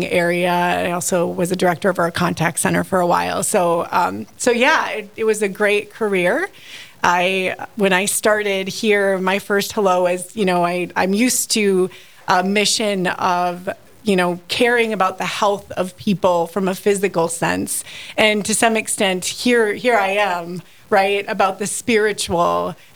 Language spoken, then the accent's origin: English; Washburn, North Dakota, United States; now in Fargo, United States; I grew up in Washburn, North Dakota. I was born and raised there, came to Fargo for school 30 years ago, and stayed